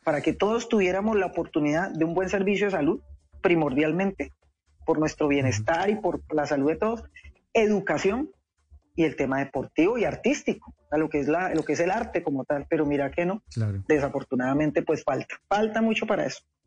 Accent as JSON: {"language": "Spanish", "town": "Cali", "region": "Valle del Cauca", "country": "Colombia", "said": "ser caleña, porque yo soy caleña."}